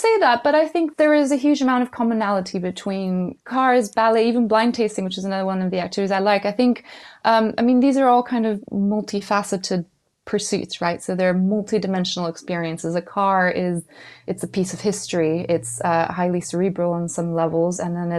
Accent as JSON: {"language": "English", "country": "Mexico", "tie": "born or raised there", "moved": "yes", "said": "You know, I came from Mexico when I was growing up, so I'm old enough that I grew up in the late 80s, early 90s, and it wasn't renowned for its educational system."}